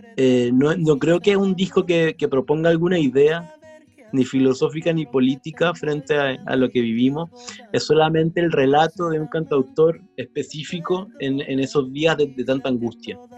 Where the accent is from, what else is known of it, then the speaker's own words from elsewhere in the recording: Chillán, Ñuble, Chile; en Chillán, en la edad que yo estuve, que fue la más fuerte, que es la de la infancia